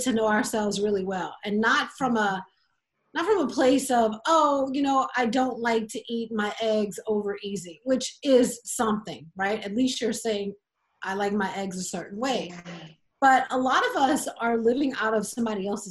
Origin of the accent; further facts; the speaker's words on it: South Louisiana, United States; I grew up in South Louisiana